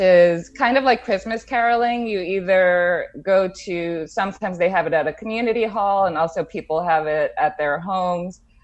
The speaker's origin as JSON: {"language": "English", "town": "Jersey City", "region": "New Jersey", "country": "United States", "tie": "born or raised there", "also_born_or_lived": "Bronx, New York / Brooklyn, New York", "moved": "as an adult", "said": "I grew up in the Bronx and then Jersey City"}